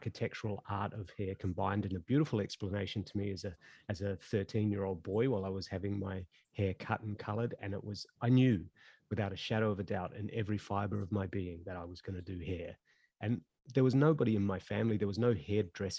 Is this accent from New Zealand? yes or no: yes; New Zealand; moved away as an adult; also born or lived in Auckland, New Zealand / Kaitaia, New Zealand; now in Sydney, Australia; I live in Sydney, Australia. I'm actually a Kiwi by birth